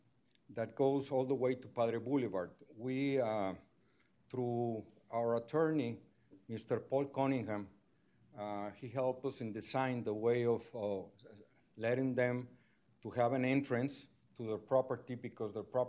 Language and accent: English; Monterrey, Nuevo León, Mexico; I'm also from Monterrey, Mexico